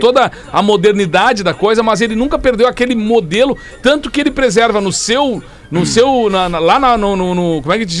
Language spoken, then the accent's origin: Portuguese; Alegrete, Rio Grande do Sul, Brazil; nós morando em Alegrete, uma piazada